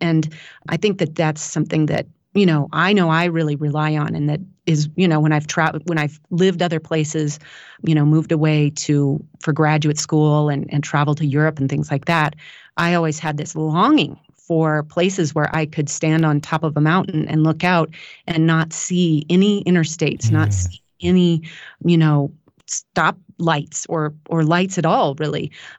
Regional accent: Washington, United States; born there; I was born in Washington State, and my parents were like apple pickers and just total hippies that had been roaming all over.

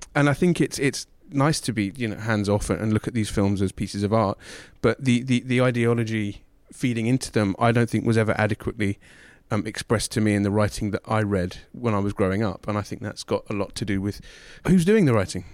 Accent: England, United Kingdom; growing up in England

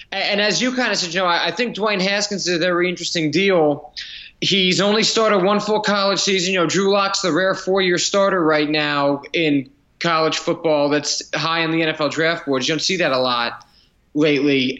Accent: New Jersey, United States; moved away; I'm from New Jersey

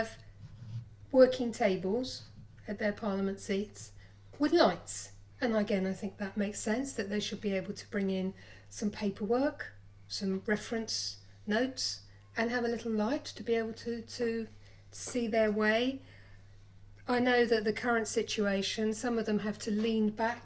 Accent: London, United Kingdom; moved away; I'm originally from London

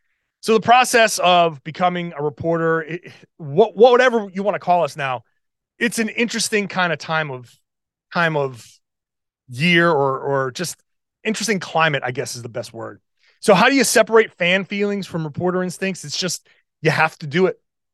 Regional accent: Rhode Island, United States; I grew up in Rhode Island. I grew up watching Larry Bird and Kevin McHale.

